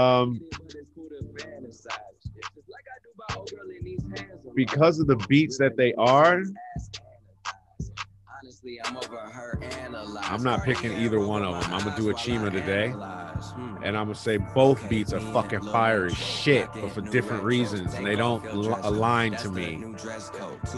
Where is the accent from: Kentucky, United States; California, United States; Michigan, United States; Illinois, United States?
Michigan, United States; Bloomfield Hills; also born or lived in Detroit; I grew up in Bloomfield Hills, Michigan